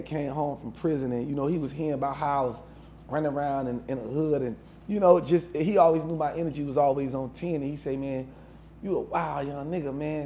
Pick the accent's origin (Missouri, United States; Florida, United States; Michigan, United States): Florida, United States; Miami; I'm from Overtown. That's where I come from.